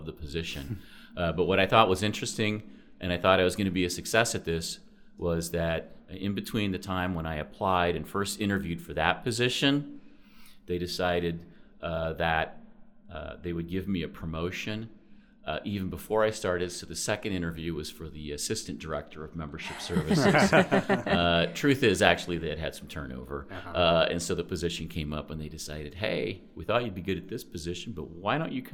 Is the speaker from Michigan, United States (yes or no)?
no; Fairfield, Iowa, United States; I grew up in Fairfield, Iowa, lived there until